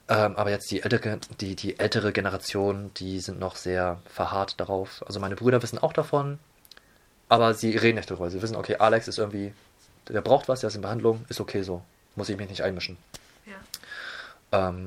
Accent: Hamburg, Germany; Ich bin äh, Asiate, meine Eltern kommen aus Taiwan, bin aber geborener und gebürtiger Hamburger. Das heißt, bin schön in Hamburg äh, in unserer vielfältigen Stadt

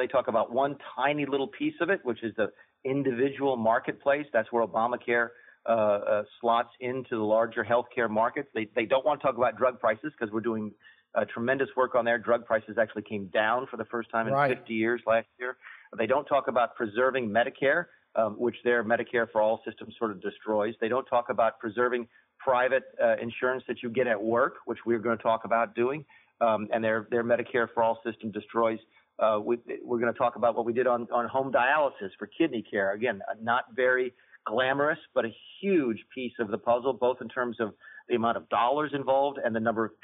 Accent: South Carolina, United States; I'm from South Carolina

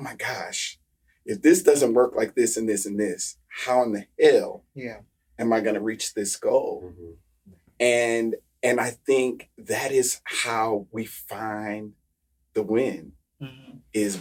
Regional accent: Midwest, United States; moved away as an adult; now in Philadelphia, United States; I'm from the Midwest

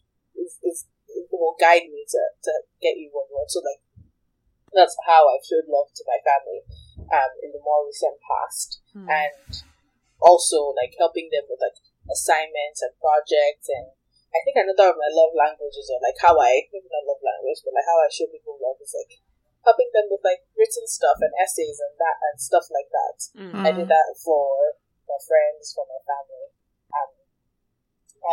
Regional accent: Nigeria; moved away as an adult; I grew up in Nigeria, but I went away to college

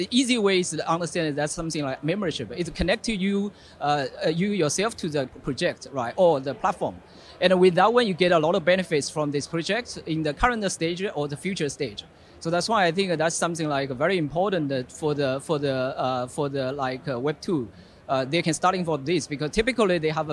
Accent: Singapore; I'm from Singapore, right? So, I worked in the Singapore.

